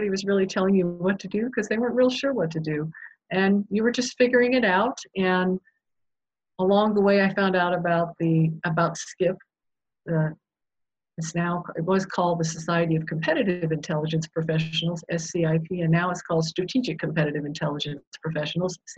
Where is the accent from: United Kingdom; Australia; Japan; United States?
Japan; I was born and raised in Japan in an international community.